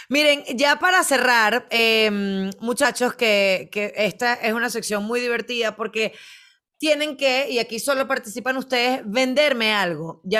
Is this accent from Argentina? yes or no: no; Venezuela; esto lo utilizamos en Latinoamérica, por lo menos en mi país, en Venezuela, a diario, es un budare